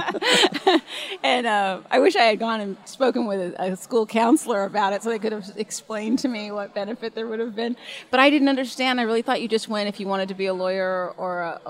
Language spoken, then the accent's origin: English; Santa Monica, California, United States; born or raised there; also born or lived in Hollywood, California